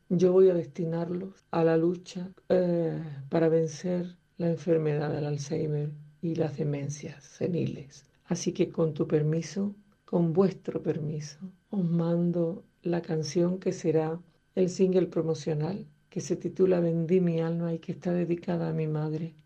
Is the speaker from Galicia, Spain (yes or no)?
no; San Juan de Aznalfarache, Andalusia, Spain; muy orgullosa de haber nacido y crecido en San Juan de Andalfarache